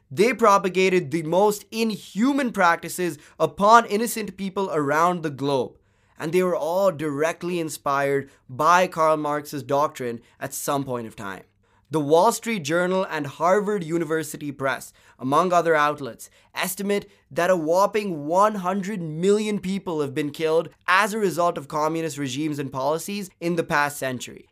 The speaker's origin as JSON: {"language": "English", "country": "India", "said": "My home country, India"}